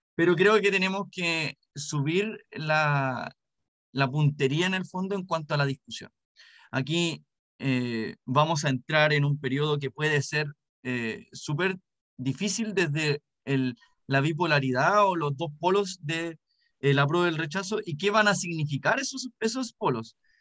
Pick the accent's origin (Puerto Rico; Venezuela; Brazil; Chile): Chile; como chilena y chileno